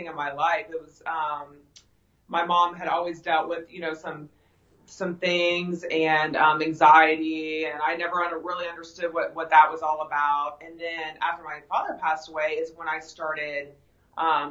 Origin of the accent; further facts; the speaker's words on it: Pickerington, Ohio, United States; also born or lived in Atlanta, Georgia; I was born and raised in Pickerington, Ohio